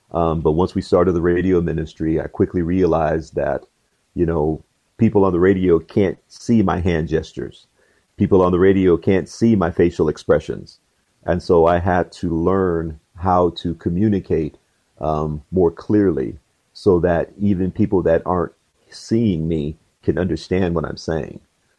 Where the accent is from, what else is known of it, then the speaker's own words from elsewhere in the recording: Georgia, United States; born there; I was originally born in Georgia. My dad was in the military, so we traveled around quite a bit.